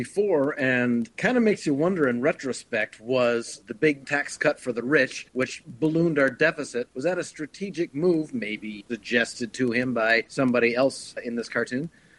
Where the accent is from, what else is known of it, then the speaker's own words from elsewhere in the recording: Detroit, Michigan, United States; moved away; I grew up in Detroit and still go back.